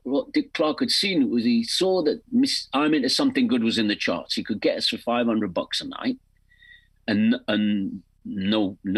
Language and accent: English; England, United Kingdom; accent: English; songs with an English accent